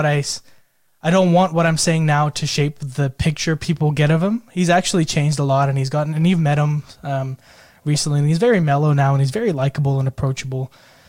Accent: Pune, Maharashtra, India; also born or lived in United States; now in Australia; So I'm from Pune, India, but I spent a lot of time growing up in the United States and more recently, I think the last 7 years in Australia.

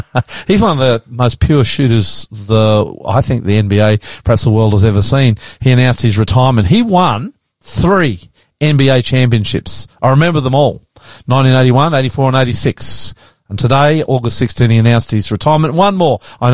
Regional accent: Australia; I'm the ….

